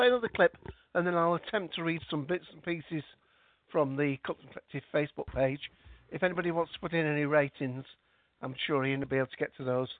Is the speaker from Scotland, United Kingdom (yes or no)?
yes; Scotland, United Kingdom; I'm Scottish, so it's not the accent that's the problem.